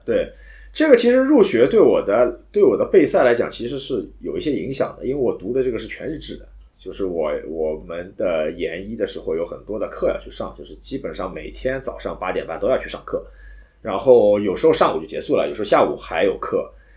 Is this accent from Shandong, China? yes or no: no; Shanghai, China; 从小在上海长大没有爬过坡